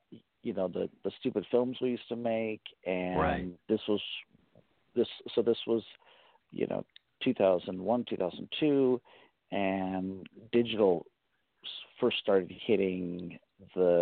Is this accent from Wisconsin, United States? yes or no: no; Sonoma County, Northern California, United States; I grew up in Northern California, Sonoma County